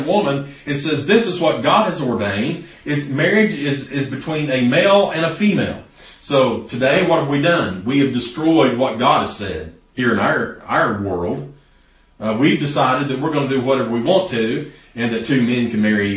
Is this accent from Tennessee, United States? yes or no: yes; East Tennessee, United States; here in East Tennessee. We're a lot like that. We're stubborn people